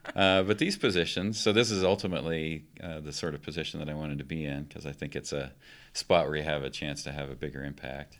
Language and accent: English; Palisade, Colorado, United States; moved away as an adult; also born or lived in Boise, Idaho; now in Golden, Colorado, United States; I grew up in Colorado